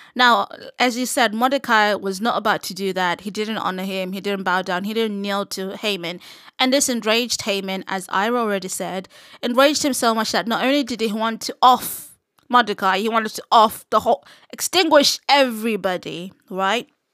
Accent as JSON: {"language": "English", "country": "Zimbabwe", "tie": "born or raised there", "moved": "yes", "said": "growing up in Zim, I was surrounded by a lot of S D As"}